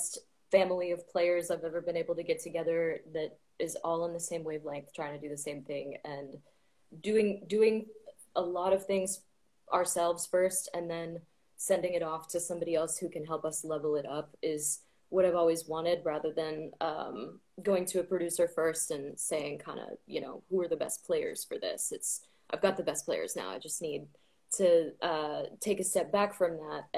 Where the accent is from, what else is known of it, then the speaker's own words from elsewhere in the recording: Florida, United States; also born or lived in New Hampshire; now in United Kingdom; I grew up in Florida